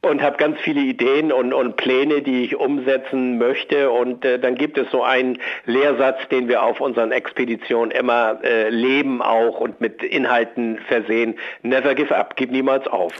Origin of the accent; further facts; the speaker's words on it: Schleswig-Holstein, Germany; Ich komme aus Schleswig-Holstein, das Meer liegt mir nahe